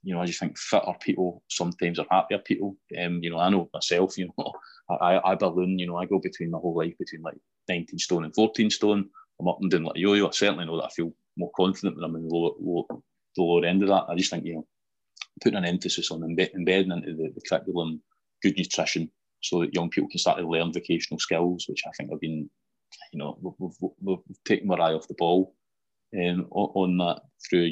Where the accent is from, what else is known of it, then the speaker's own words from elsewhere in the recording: Greenock, Scotland, United Kingdom; also born or lived in Alexandria; I'd have been four when we moved back over to Greenock